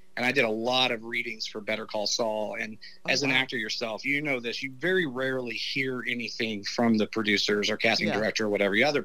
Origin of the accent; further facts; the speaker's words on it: Dallas, Texas, United States; also born or lived in Los Angeles, California; I'm from Dallas, man. I'm from the city. I'm not from Amarillo.